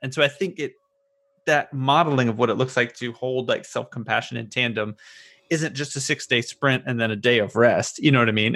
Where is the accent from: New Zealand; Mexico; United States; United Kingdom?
United States; the South; all of us growing up in the South